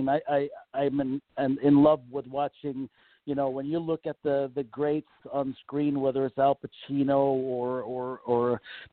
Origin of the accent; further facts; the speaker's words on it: Malmö, Skåne, Sweden; now in United States; I am from Malmo, Sweden, which is the southern tip of Sweden that's attached to Denmark, Copenhagen.